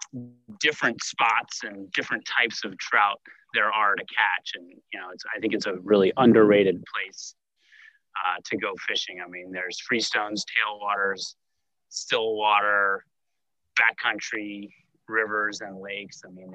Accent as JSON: {"language": "English", "town": "Washington", "region": "District of Columbia", "country": "United States", "tie": "born or raised there", "said": "And growing up in Washington, D.C., I didn't have many opportunities to chase trout."}